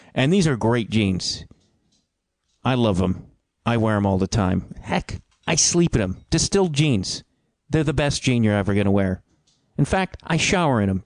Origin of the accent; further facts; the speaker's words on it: United States; I'm an American